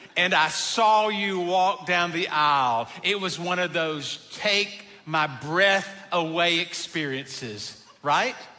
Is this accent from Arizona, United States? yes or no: no; Abbeville, South Carolina, United States; I'm from Abbeville